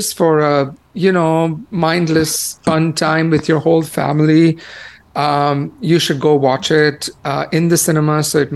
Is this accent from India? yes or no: yes; India; moved away; growing up in India